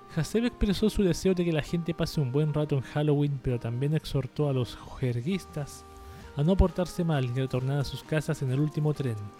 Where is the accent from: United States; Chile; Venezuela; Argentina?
Chile; Plaza de Italia aquí en, en Chile